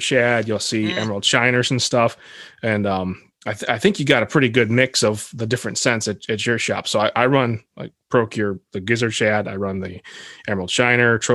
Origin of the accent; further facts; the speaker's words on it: United States; we're all from USA